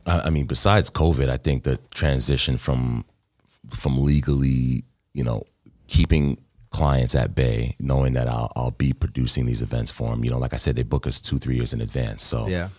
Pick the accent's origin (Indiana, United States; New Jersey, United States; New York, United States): New York, United States; New York City; also born or lived in Baldwin, New York; I'm from Queens.